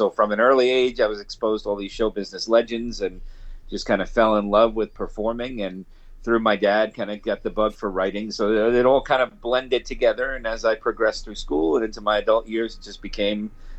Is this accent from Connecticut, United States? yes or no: no; New Jersey, United States; I grew up in New Jersey, so right across the river from New York City.